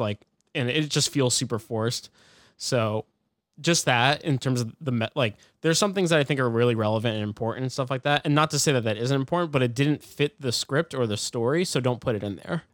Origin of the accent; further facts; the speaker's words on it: United States; as an American